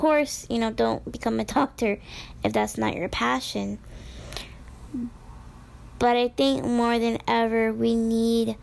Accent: Midwest, United States; I was born and raised in the United States in the Midwest

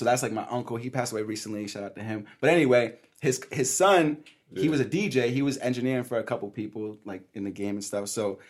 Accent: East Providence, Rhode Island, United States; born or raised there; also born or lived in Brooklyn, New York

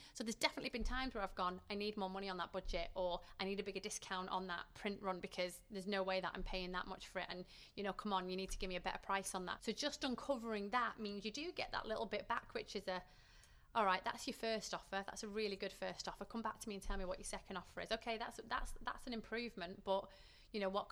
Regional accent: Manchester, North West England, United Kingdom; I grew up in Manchester, so we're surrounded by football

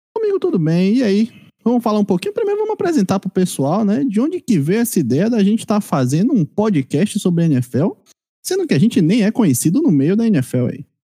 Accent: Bahia, Brazil; a minha terra aqui, minha Bahia

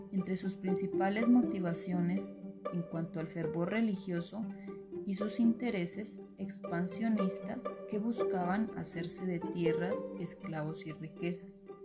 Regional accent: San Pablo, Nariño, Colombia; soy de San Pablo Nariño

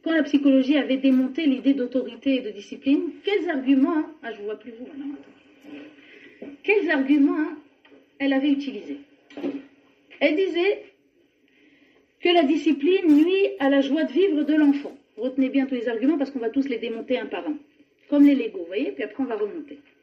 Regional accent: France; on est français, on vient de France

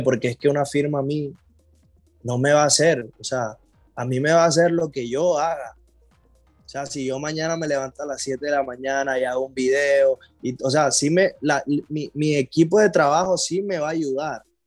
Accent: Colombia; yo soy de Colombia, pero yo vengo de una ciudad que en Colombia es de, de mucha alegría

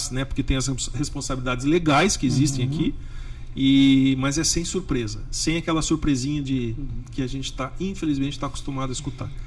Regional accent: Curitiba, Paraná, Brazil; now in United States; Como nós, eu também né, sou brasileiro. Quando Sim. vim de Curitiba para cá, que todo mundo fala: nossa, Curitiba é uma cidade bem diferenciada.

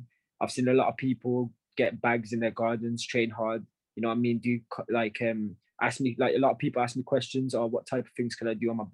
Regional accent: Wolverhampton, West Midlands, United Kingdom; I'm from Wolverhampton

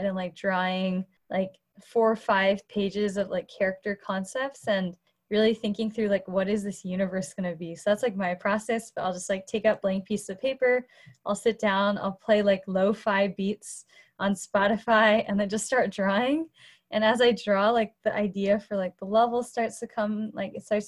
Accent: Cupertino, California, United States; also born or lived in Boston; I'm in my home in Cupertino. It's where I grew up.

